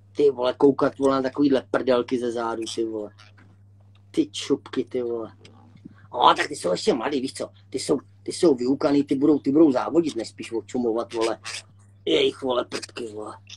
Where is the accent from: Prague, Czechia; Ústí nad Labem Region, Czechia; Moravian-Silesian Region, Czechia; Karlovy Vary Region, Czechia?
Ústí nad Labem Region, Czechia; Litvínov; Já jsem tady z Liťáku, nebo tady ze Severní Čech